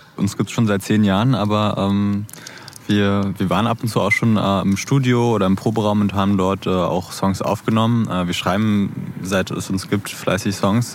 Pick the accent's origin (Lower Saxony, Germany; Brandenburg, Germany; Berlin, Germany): Berlin, Germany; also born or lived in Neukölln, Berlin; Geboren bin ich sogar auch hier in, in Neukölln, ne? aber aufgewachsen in, in Kreuzberg zusammen mit dem Sänger …